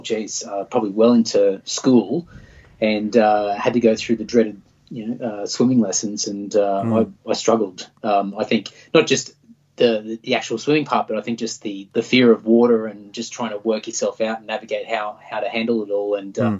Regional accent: Clontarf, Queensland, Australia; Born and bred in Clontarf.

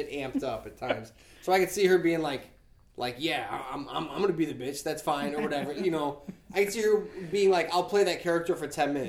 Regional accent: Nashville, Tennessee, United States; I grew up in Nashville. Nobody wore ear protection when they were shooting guns.

